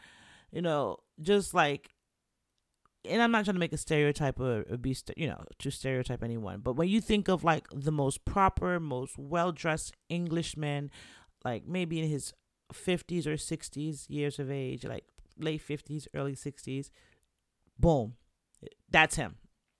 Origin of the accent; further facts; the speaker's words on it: Florida, United States; Where did you hear we were from Florida? You know, I didn't tell anyone I was from Florida.